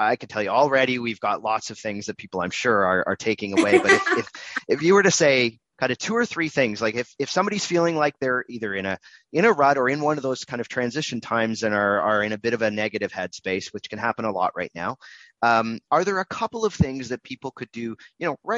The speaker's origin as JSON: {"language": "English", "country": "Canada", "said": "I'm Canadian"}